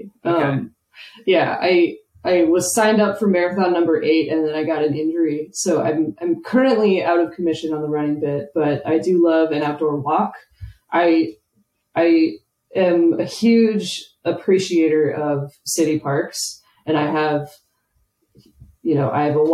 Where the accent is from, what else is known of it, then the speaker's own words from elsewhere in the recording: Atlanta, Georgia, United States; now in Oklahoma, United States; I'm from the Atlanta area